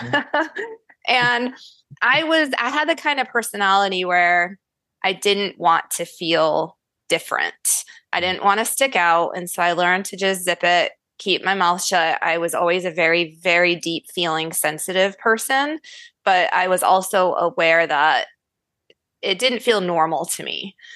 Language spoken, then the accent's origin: English; Syracuse, New York, United States; moved away; I was born and raised in Syracuse, New York. Okay. Which is not where I reside now